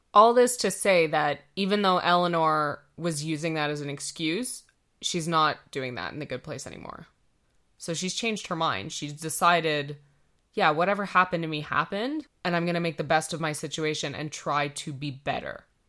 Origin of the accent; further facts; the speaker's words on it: Canada; we're Canadian